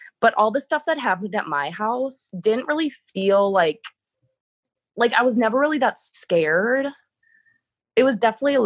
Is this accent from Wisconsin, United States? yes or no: yes; Wisconsin, United States; out in the country where I grew up in Wisconsin